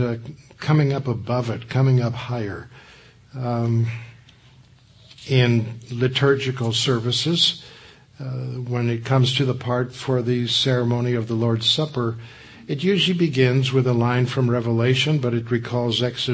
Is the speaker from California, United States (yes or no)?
yes; Southern California, United States; I grew up in Southern California